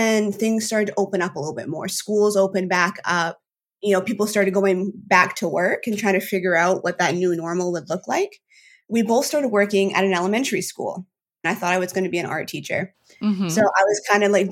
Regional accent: Maine, United States; I have grown to appreciate growing up in Maine

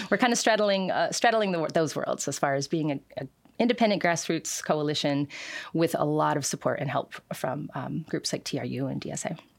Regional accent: Seattle, Washington, United States; also born or lived in Kent, Washington; now in Renton, United States; I was born in Renton. I, I lived in South Park, Seattle growing up

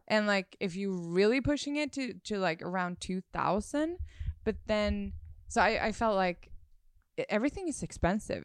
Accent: Sweden; moved away; I'm from Sweden

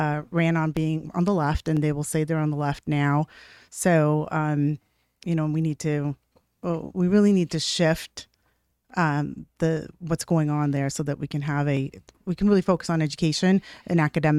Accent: Washington, United States; also born or lived in Nevada; So I spent a lot of time in Washington and in Nevada, and then we moved here about 10 years ago.

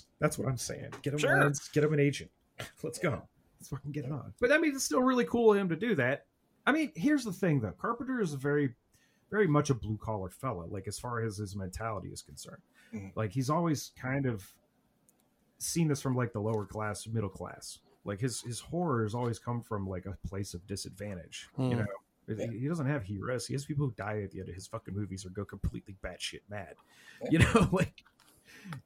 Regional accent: Rust Belt, United States; my hometown in particular had been gutted by Steele leaving

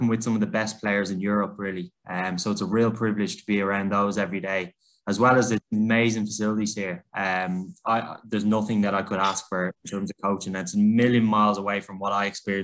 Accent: Dublin, Leinster, Ireland; moved away as an adult; also born or lived in Manchester, United Kingdom; now in United Kingdom; I was born in Dublin, Ireland, in a crazy soccer family

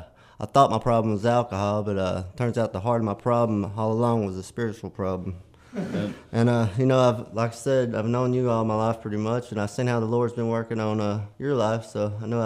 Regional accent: Shiloh, Tennessee, United States; moved away as an adult; also born or lived in Hardin County; now in Ripley, United States; I'm originally from Shiloh. Been a living in Ripley now for about 8 years, though.

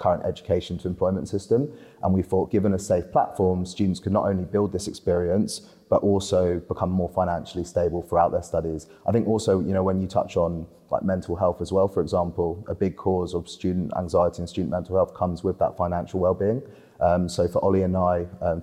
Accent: Spain; moved away; I grew up in Spain on a golf course

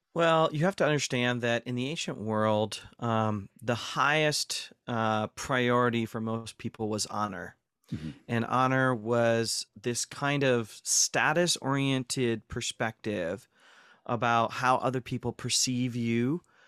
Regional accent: North Central Ohio, United States; moved away as an adult; also born or lived in Durham, United Kingdom; I was born and raised in North Central Ohio, so I'm a, I'm a heartland boy.

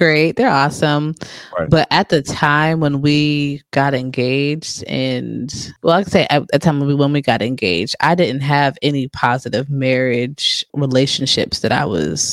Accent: New Jersey, United States; I'm from Jersey

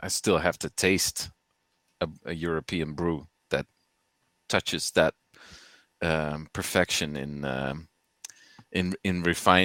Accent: Netherlands; I'm from the Netherlands

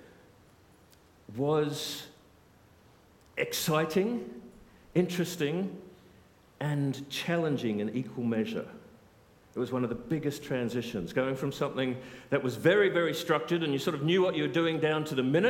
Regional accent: Australia; moved away as an adult; also born or lived in South Africa; now in United Kingdom; I'm Australian

